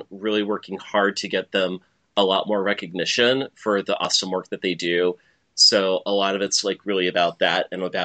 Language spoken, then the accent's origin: English; New York, United States; I am the New Yorker